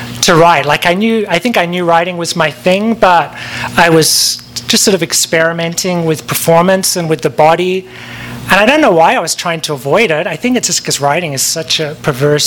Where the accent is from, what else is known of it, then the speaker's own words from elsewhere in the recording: Perth, Western Australia, Australia; moved away as an adult; also born or lived in London, United Kingdom; now in Los Angeles, United States; I left Perth in 1994. I'm from Perth in Western Australia, and then I moved to London, and then I moved here.